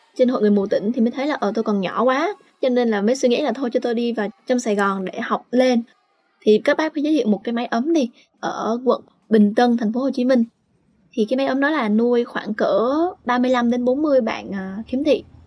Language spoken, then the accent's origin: Vietnamese; Bac Giang, Vietnam; now in Ho Chi Minh City, Vietnam; quê tôi thì ở Bắc Giang